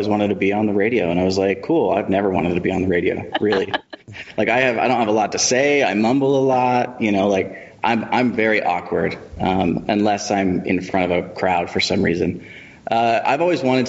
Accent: Kearns, Utah, United States; also born or lived in Colton, Oregon; I did all my growing up here. I mean, I went to Kearns

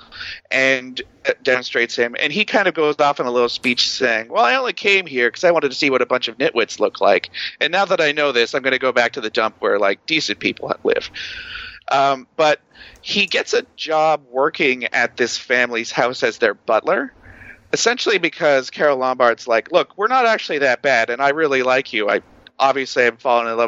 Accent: Canada; I'm from Canada

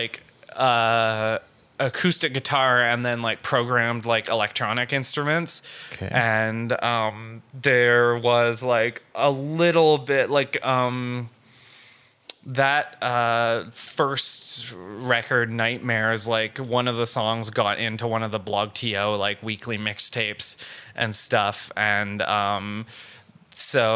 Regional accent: Ottawa, Ontario, Canada; moved away as an adult; also born or lived in Toronto; now in Montreal, Canada; I was born in Stittsville, which at the time was just outside of Ottawa. Now it's in Ottawa. I went to Bell, though, with Keegan. And I used to do musical theater and stuff in high school.

